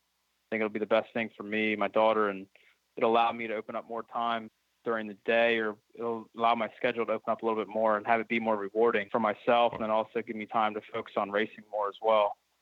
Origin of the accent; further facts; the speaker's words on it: Pennsylvania, United States; growing up in Pennsylvania and we have definitely have four seasons here